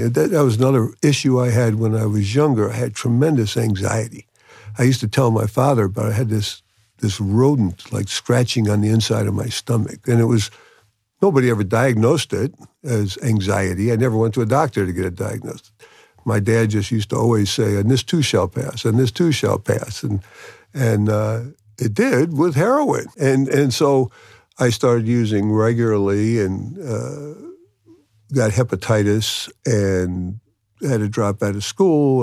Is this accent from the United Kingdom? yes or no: no; New York City, New York, United States; I'm from New York City, New York.